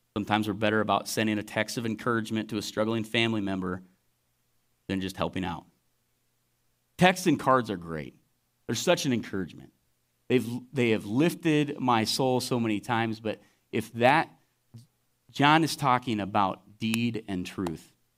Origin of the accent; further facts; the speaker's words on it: Lone Tree, Iowa, United States; also born or lived in Waterloo, Iowa; I grew up in Lone Tree, South Iowa City, and I moved up to Waterloo area